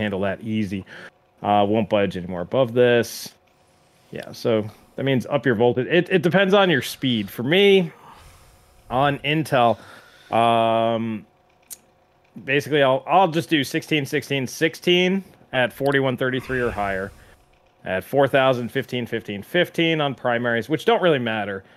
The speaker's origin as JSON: {"language": "English", "region": "New York", "country": "United States", "tie": "born or raised there", "said": "I grew up in New York"}